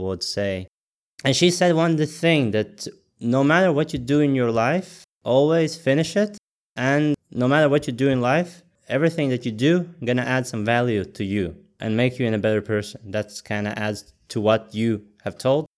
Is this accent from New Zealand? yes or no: no; Latvia; moved away; I'm originally from Latvia